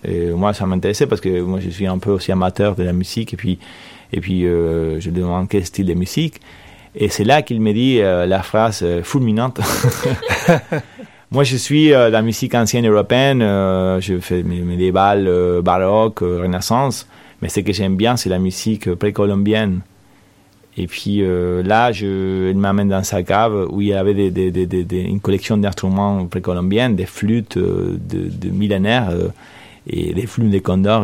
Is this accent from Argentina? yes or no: yes; Argentina; French is a second language; moved away as an adult; also born or lived in Verrières-le-Buisson, France; now in France; j'ai grandi en Argentine, j'ai des grands-parents espagnols